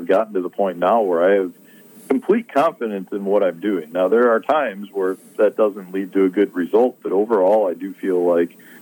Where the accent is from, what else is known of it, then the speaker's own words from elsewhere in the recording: Chicago, Illinois, United States; growing up in Chicago.